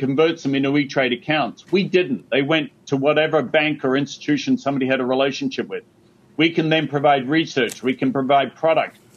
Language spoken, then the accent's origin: English; Australia; moved away; growing up in Australia